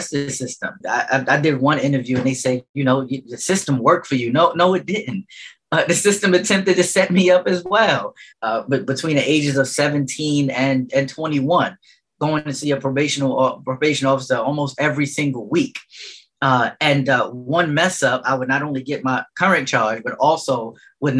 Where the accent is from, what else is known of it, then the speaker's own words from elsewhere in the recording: New York City, New York, United States; I grew up in St. Nicholas projects